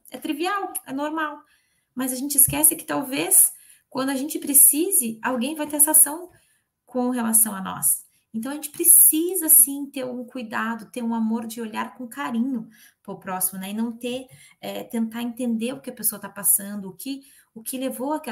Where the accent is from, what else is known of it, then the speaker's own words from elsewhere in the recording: Curitiba, Paraná, Brazil; E eu, eu sou de Curitiba, natural de Curitiba. Quer dizer, me criei lá.